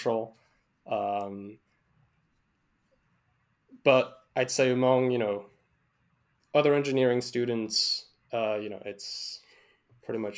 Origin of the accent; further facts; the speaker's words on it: Canada; we're Canadian